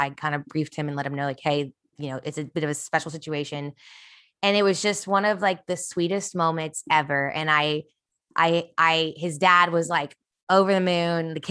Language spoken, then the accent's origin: English; Kansas City, United States; did you guys know that I grew up in Kansas City?